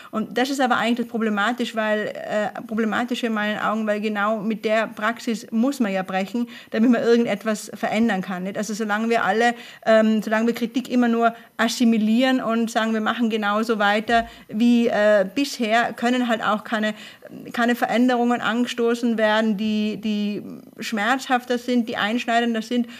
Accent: Tyrol, Austria; ich komme aus Tirol ursprünglich

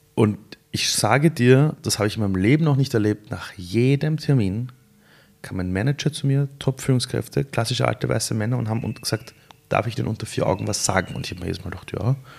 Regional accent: Vienna, Austria; Sind wir in Simmering gemeinsam aufgewachsen, seit wir sechs Jahre alt sind

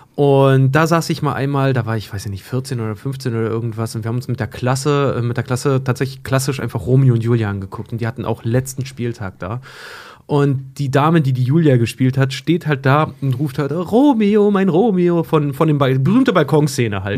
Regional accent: Schwedt, Brandenburg, Germany; now in Hamburg, Germany; In meiner Heimatstadt Schwedt

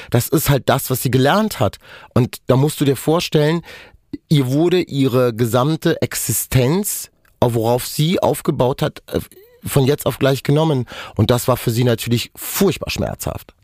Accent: Germany; first language Romani; German is a second language; wir sind in Deutschland aufgewachsen, wir sind hier geboren.

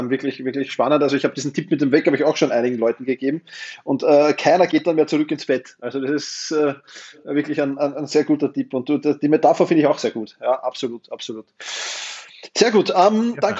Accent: Austria; Als Österreicher, hallo.

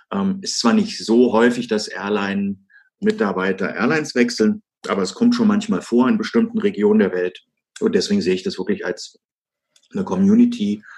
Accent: Germany; als, als Deutscher

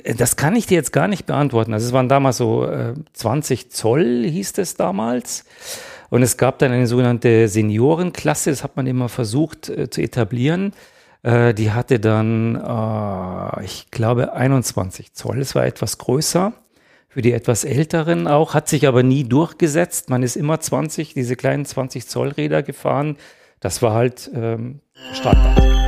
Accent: Ingolstadt, Bavaria, Germany; ich bin in Ingolstadt aufgewachsen

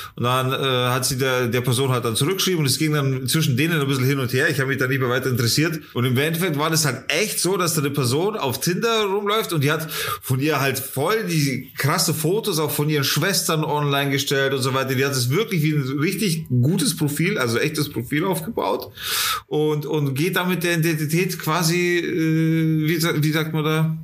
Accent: Germany; also born or lived in Munich; bei uns in Deutschland

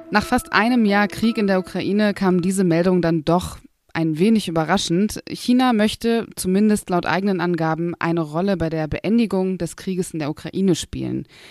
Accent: Berlin, Germany; ich komme aus Berlin

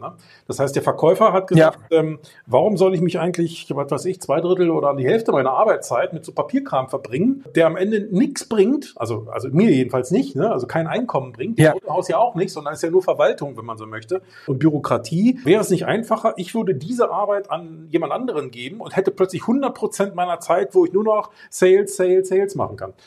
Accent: Germany; ich bin halt Deutscher

